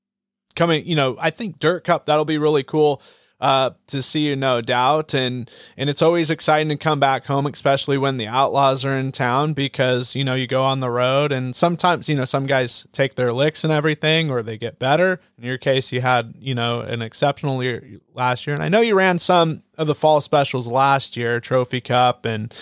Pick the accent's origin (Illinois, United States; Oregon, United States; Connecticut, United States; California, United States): Oregon, United States; I'm from Oregon